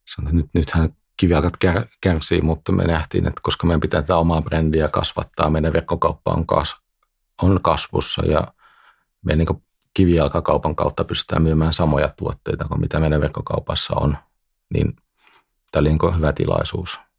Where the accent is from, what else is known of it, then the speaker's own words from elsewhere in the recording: Netherlands; moved away as an adult; now in Finland; mä oon syntynyt Hollannissa ja asuin siellä ja kävin siellä koulut